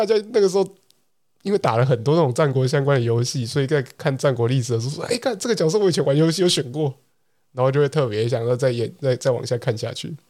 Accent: Taiwan; 我台湾人最好是有那么多…的粉丝，

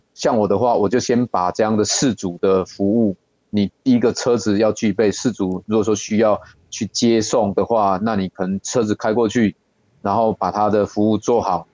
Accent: Yilan County, Taiwan; 我们宜兰这边比较宽阔啦

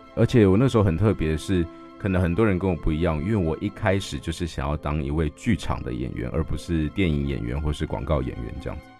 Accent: Yilan County, Taiwan; 因为刚刚我有提到我在宜兰长大的，那宜兰有一个很有名的东西叫做歌仔戏

